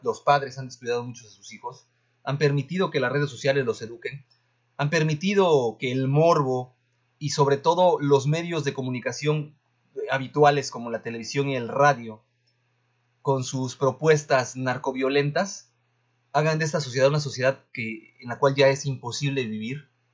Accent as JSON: {"language": "Spanish", "country": "Mexico", "also_born_or_lived": "Veracruz", "said": "como mexicanos"}